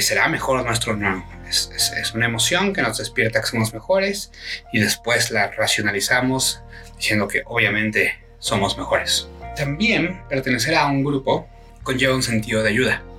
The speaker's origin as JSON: {"language": "Spanish", "country": "Mexico", "said": "Como mexicanos"}